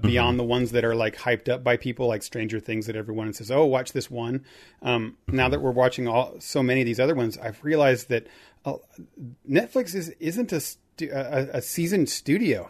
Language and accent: English; Indiana, United States; I grew up in Indiana